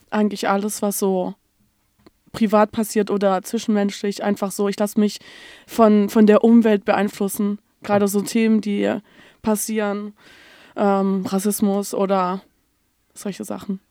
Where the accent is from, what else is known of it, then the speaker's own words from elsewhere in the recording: Stuttgart, Baden-Württemberg, Germany; moved away as an adult; now in Hamburg, Germany; ich komme eigentlich aus Stuttgart